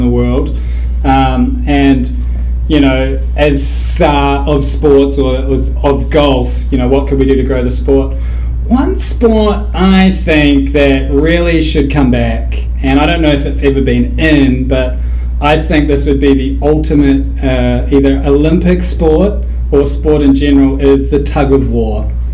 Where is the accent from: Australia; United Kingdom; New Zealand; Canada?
New Zealand; moved away as an adult; now in United States; growing up in New Zealand